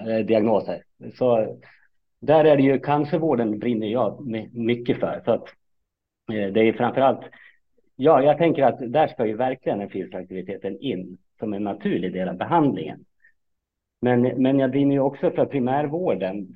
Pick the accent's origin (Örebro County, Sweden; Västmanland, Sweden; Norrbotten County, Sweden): Västmanland, Sweden; Fagersta; moved away as an adult; also born or lived in Kalmar / Uppsala; jag är uppfostrad och uppväxt i Fagersta